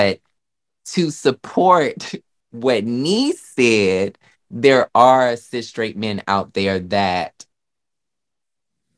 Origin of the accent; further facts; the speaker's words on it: the South, United States; now in New York, United States; I'm from the South